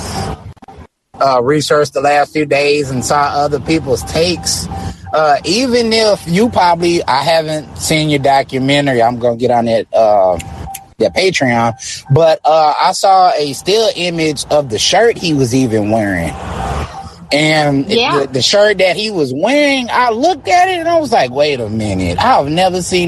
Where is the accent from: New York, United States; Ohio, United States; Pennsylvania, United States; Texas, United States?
Texas, United States; Houston; I'm from Houston, Texas